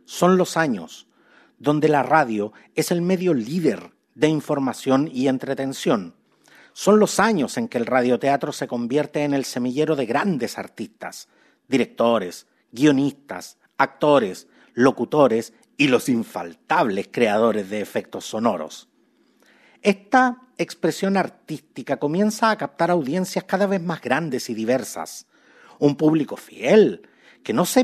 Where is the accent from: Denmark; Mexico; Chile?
Chile; Los chilenos somos súper buenos para, admirar cuánto talento foráneo existe